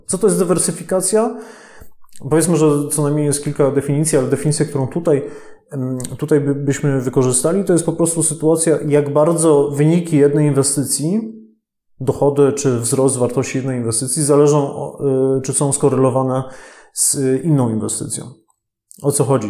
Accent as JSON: {"language": "Polish", "region": "Silesian Voivodeship", "country": "Poland", "said": "sam jestem ze Śląska"}